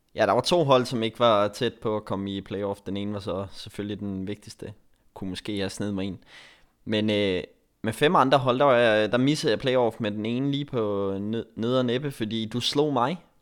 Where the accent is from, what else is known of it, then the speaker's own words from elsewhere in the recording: Denmark; Jeg er den eneste dansker